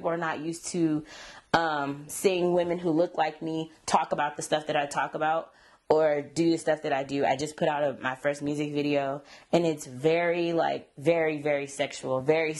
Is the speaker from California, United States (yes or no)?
yes; Sacramento, California, United States; I am from the 916, Sacramento, born and raised